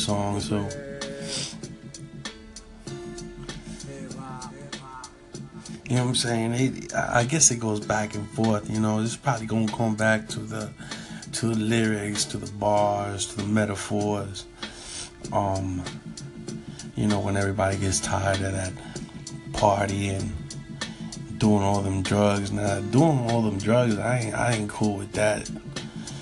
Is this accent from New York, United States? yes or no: yes; New York, United States; I was raised in New York